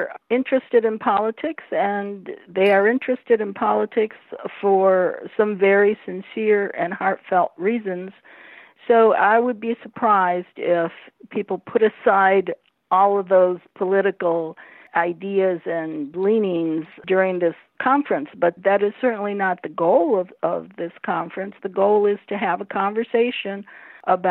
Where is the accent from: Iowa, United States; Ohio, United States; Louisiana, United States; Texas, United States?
Ohio, United States; Toledo; here in my hometown of Toledo, Ohio